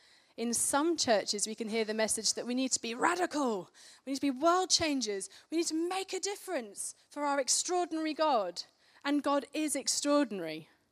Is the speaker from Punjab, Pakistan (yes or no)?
no; Karachi, Sindh, Pakistan; I grew up in Pakistan in Karachi as a missionary kid. I lived there for 10 years